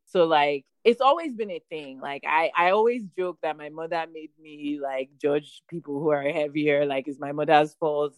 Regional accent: Nigeria; now in Houston, United States; as a Nigerian

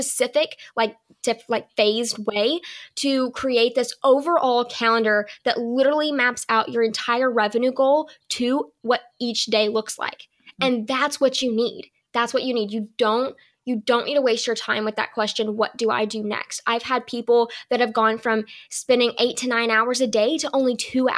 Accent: the South, United States; I'm from the South

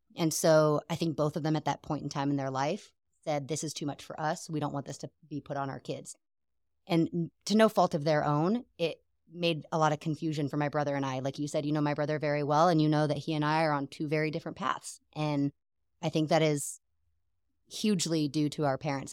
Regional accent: Seattle, Washington, United States; moved away as an adult; also born or lived in Germany; now in Texas, United States; growing up in Seattle, it was, I always believed in God

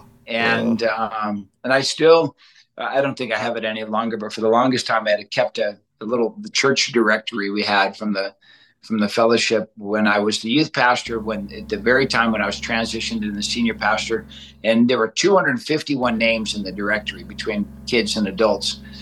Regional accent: Detroit, Michigan, United States; moved away as an adult; also born or lived in Southern California; now in Bozeman, United States; We grew up out in Detroit, Michigan

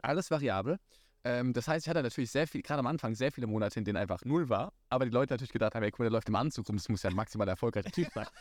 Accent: Rhineland-Palatinate, Germany; ich bin gebürtiger Pfälzer, sehr leidenschaftlich.

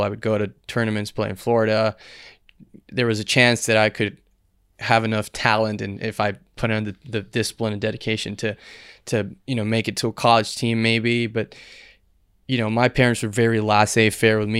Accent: Dominican Republic; born and raised in Dominican Republic

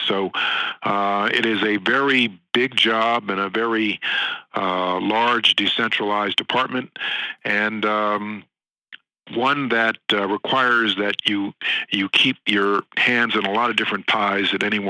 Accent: Hudson Valley, New York, United States; also born or lived in Montclair, New Jersey; I was raised in the Hudson Valley in New York State, just a few miles north of here.

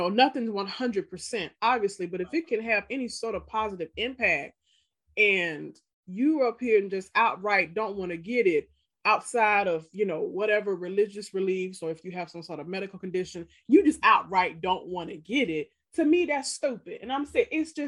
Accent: Mississippi, United States; moved away; Like where I grew up in Mississippi

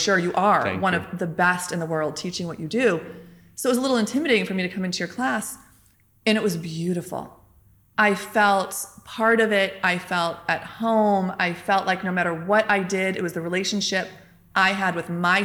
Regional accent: United States; now in Turkey; I am American

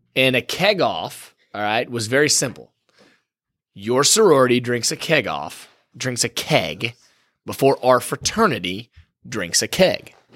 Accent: Dallas, Texas, United States; I'm from Dallas

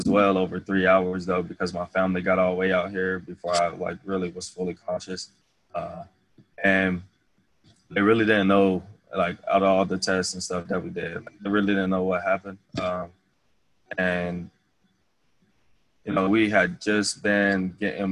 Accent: Ohio, United States; moved away as an adult; also born or lived in Indiana

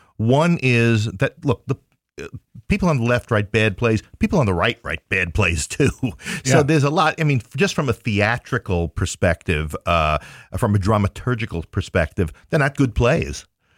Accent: Queens, New York, United States; moved away as an adult; now in Ohio, United States; No, I am from Queens, New York.

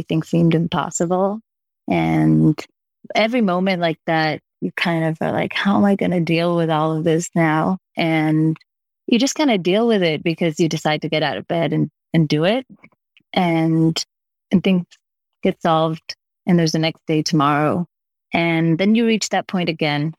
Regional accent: Israel; moved away as an adult; now in New York, United States; I'm originally from Israel and I started my business in Israel

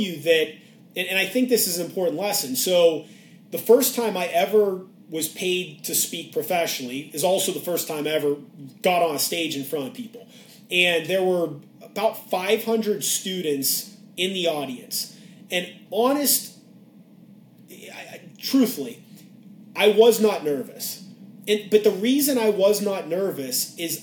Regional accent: Pittsburgh, Pennsylvania, United States; moved away; I grew up in Pittsburgh

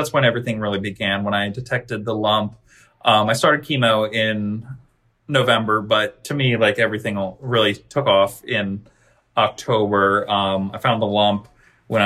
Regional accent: Pennsylvania, United States; moved away; I grew up in Pennsylvania

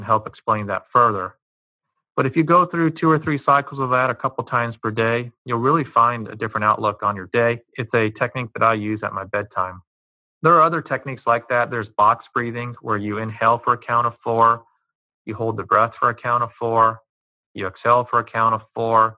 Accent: Cincinnati, Ohio, United States; I'm from the Cincinnati area, and growing up watching the Cincinnati Reds

